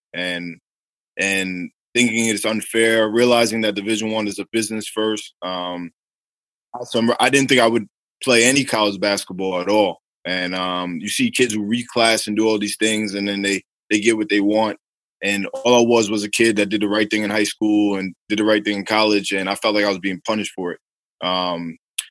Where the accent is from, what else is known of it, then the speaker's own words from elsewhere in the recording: New York City, New York, United States; I'm from Staten Island